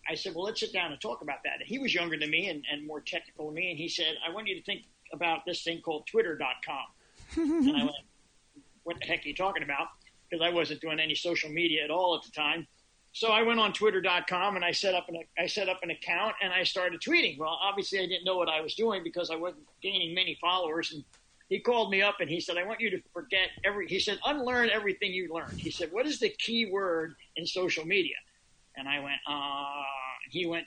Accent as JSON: {"language": "English", "town": "Philadelphia", "region": "Pennsylvania", "country": "United States", "also_born_or_lived": "Boulder, Colorado", "moved": "yes", "lives_now": "Montauk, United States", "said": "I'm an East Coaster originally. I'm originally from the Philadelphia area"}